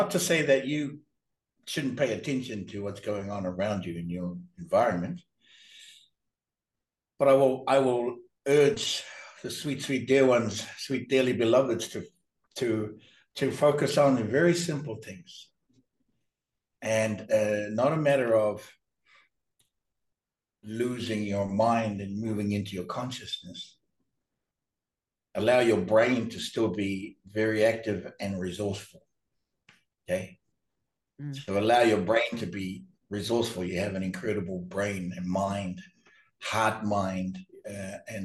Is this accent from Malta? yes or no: no; New Zealand; I was born and raised in New Zealand